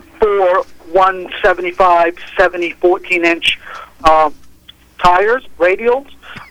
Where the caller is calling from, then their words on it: Augusta, United States; I'm calling from Augusta.